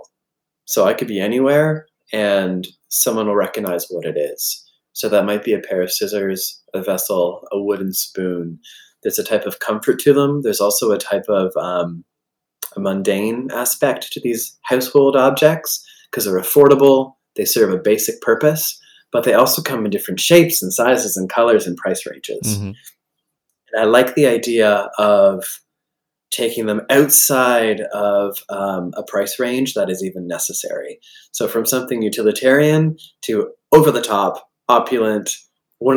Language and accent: English; Collingwood, Ontario, Canada; moved away as an adult; also born or lived in Alfred, New York; now in North Carolina, United States; Collingwood, Ontario, my hometown